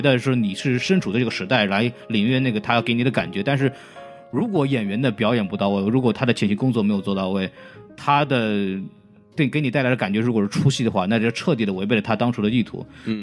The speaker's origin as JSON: {"language": "Chinese", "region": "Shanghai", "country": "China", "tie": "born or raised there", "said": "我作为一个在上海出生长大，并且不太会说上海话的上海人"}